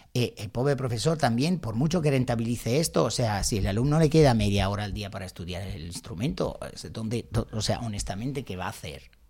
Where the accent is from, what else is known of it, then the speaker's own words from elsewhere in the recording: Milan, Lombardy, Italy; accent: Italian; Spanish is a second language; moved away as an adult; now in Spain; yo nací en Milán, pero realmente no crecí en la ciudad.